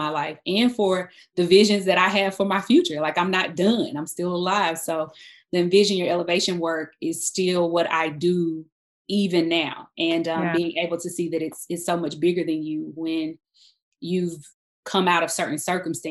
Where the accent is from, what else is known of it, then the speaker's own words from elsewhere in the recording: South Carolina, United States; moved away as an adult; now in Atlanta, United States; So I am originally from South Carolina. I am the oldest daughter of a single parent mom. So I grew up in a town